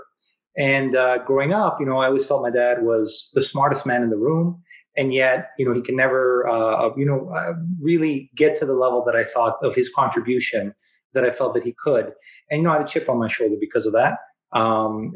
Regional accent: Vancouver, British Columbia, Canada; also born or lived in Kelowna; I was born and raised in Vancouver.

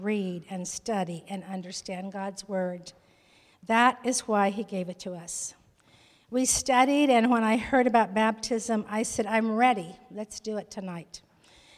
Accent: Miami, Arizona, United States; moved away as an adult; now in Los Angeles, United States; I was born in Miami, Arizona, to a family of eight children

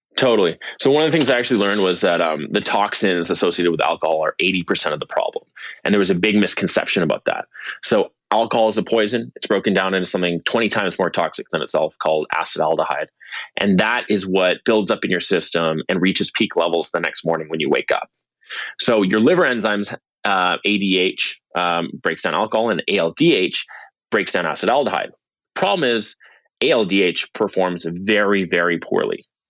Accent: Vancouver, British Columbia, Canada; I'm from Vancouver, British Columbia

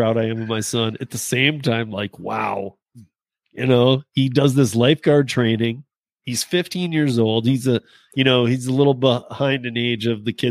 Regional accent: Michigan, United States; I grew up in Michigan.

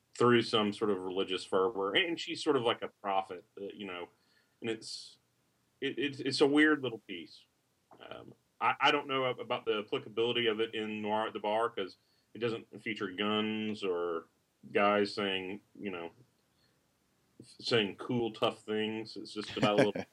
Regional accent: the South, Southern United States, United States; accent: Southern; my Southern accent

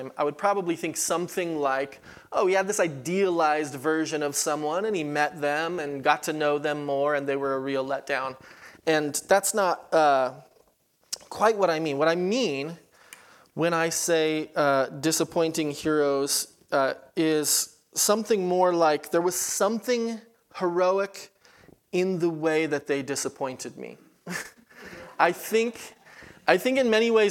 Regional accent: California, United States; moved away as an adult; also born or lived in Kansas City, Missouri; I was from California

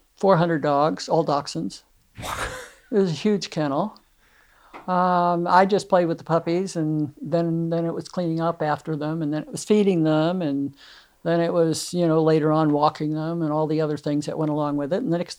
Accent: New York, United States; Long Island.

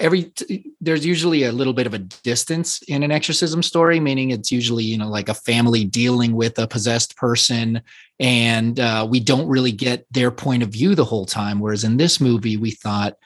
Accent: Puerto Rico; I was born in Puerto Rico

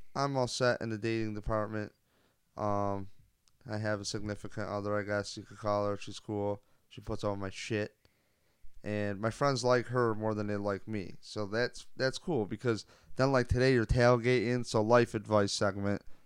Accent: Rochester, New York, United States; also born or lived in Buffalo; we're technically from Rochester

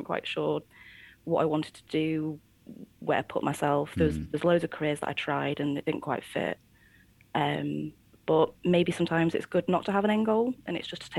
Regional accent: Yorkshire and the Humber, United Kingdom; moved away as an adult; now in Nottingham, United Kingdom; whenever I go back up to Yorkshire

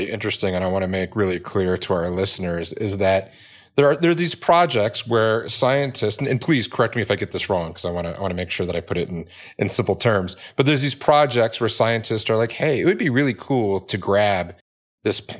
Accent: Cleveland, Ohio, United States; I grew up in the suburbs of Cleveland, East Cleveland

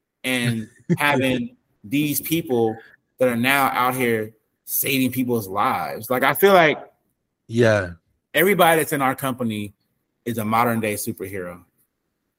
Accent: West Coast, United States; I'm not from the South, you know what I'm saying? I'm from the West Coast

